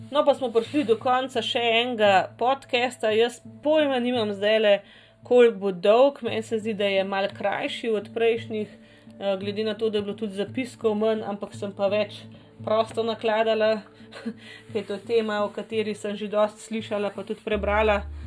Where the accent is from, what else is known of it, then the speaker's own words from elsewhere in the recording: Slovenia; v tej naši Sloveniji